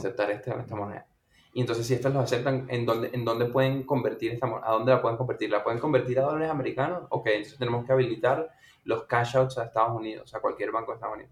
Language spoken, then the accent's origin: Spanish; Venezuela; yo nací en Venezuela